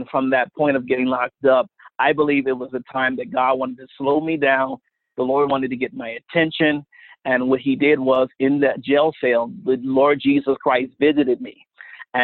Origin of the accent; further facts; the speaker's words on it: Wilmington, Delaware, United States; I'm from Wilmington, Delaware, right outside of the Philadelphia region